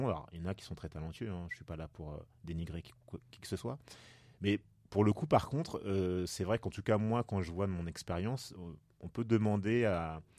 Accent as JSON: {"language": "French", "country": "France", "said": "Mais j'ai pas le choix, je suis déjà français en fait."}